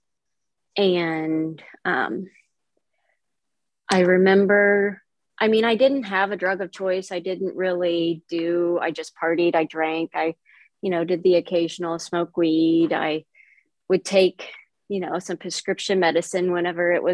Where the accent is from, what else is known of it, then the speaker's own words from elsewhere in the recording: Palmyra, Missouri, United States; I am from Palmyra, Missouri, which is a small town, Northeast Missouri